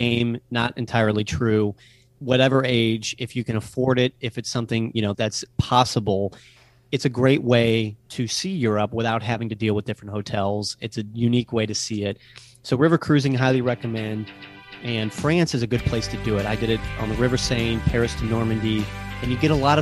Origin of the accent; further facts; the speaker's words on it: Yorkshire and the Humber, United Kingdom; I'm from Yorkshire